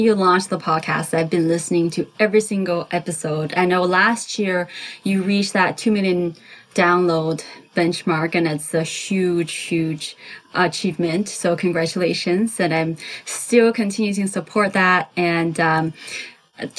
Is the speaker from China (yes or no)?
yes; China; now in Southern California, United States; I grew up in China. I'm an immigrant.